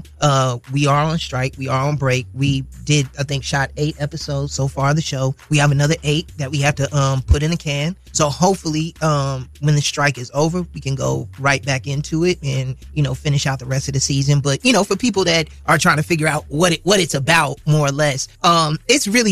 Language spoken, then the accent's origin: English; Chicago, Illinois, United States; from a Chicagoan's perspective, because that's where I'm from. That's my hometown. I'm from the South Side.